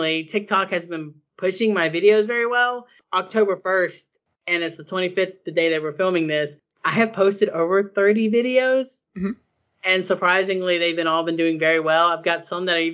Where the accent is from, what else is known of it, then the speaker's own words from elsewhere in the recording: the South, United States; as a Southerner